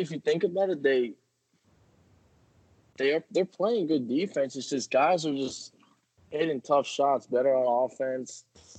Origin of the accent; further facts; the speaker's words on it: Florida, United States; also born or lived in Indiana; Born and raised in Florida, so can't beat the sunny weather.